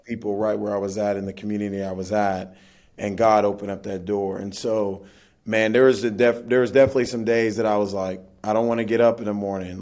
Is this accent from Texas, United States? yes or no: no; Oklahoma City, Oklahoma, United States; Oklahoma where I'm from